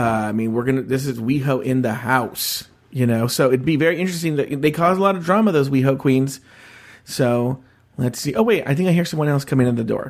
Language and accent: English; Los Angeles, California, United States; I'm a podcaster from Los Angeles, California